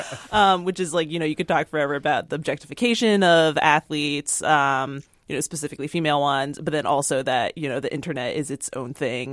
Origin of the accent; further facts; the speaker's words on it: East Coast, United States; now in Seattle, United States; I'm from the East Coast